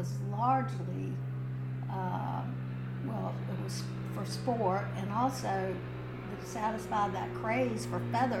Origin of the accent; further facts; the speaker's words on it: Virginia, United States; now in Manteo, United States; I'm from Virginia.